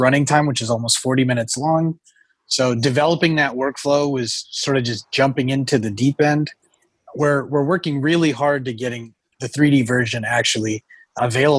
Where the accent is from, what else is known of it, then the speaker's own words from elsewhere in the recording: Oklahoma, United States; growing up in Oklahoma, I did not have too much to do other than sit around, watch movies, and read books